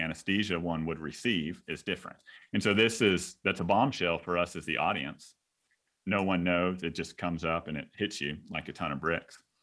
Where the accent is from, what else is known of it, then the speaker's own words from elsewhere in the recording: Texas, United States; now in South Carolina, United States; I'm, I'm from Texas